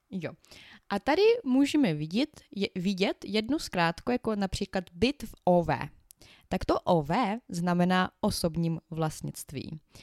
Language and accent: Czech; Ukraine; Czech is a second language; now in Czech Republic; u nás na Ukrajině my počítáme trošku jinak než vy tady